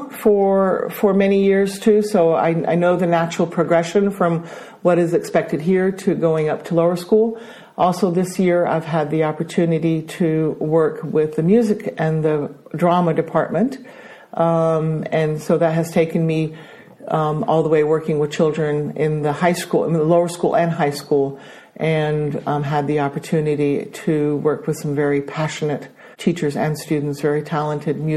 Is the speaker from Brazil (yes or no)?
yes; Brazil; accent: American; also born or lived in Denmark; I am Danish, but I grew up in Brazil um, studied in an American school in Brazil, which explains my American accent.